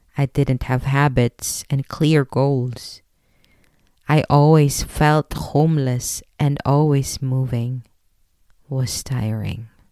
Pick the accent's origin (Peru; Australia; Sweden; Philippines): Philippines; moved away; I am a Filipino